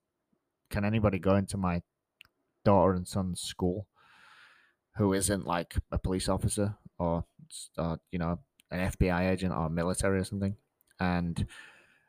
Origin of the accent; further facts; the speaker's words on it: England, United Kingdom; now in Georgia, United States; I'm from England